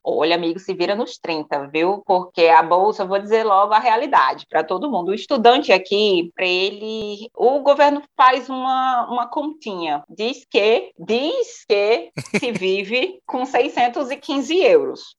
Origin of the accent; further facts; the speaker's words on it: Natal, Rio Grande do Norte, Brazil; moved away as an adult; also born or lived in Canada; now in France; venho de Natal, tenho 34 anos